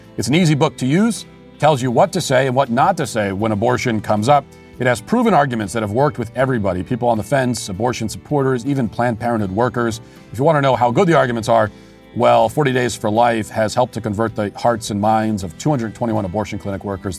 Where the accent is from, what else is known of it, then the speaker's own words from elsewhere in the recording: United States; I'm American. I, my, American culture is my culture